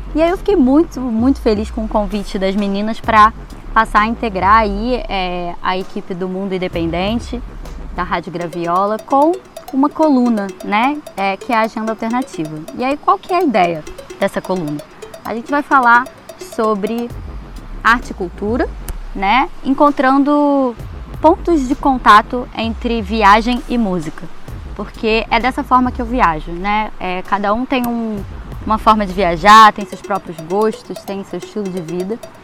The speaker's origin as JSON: {"language": "Portuguese", "region": "Rio de Janeiro", "country": "Brazil", "tie": "born or raised there", "said": "Rio de Janeiro, que é o meu ponto de partida, é o lugar onde eu nasci, é o lugar onde eu né, mais me sinto em casa"}